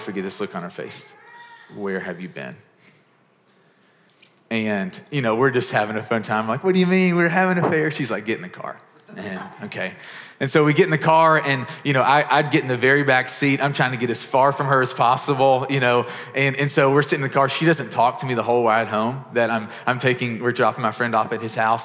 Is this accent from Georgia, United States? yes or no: no; Murray, Kentucky, United States; the small town I grew up in Murray, Kentucky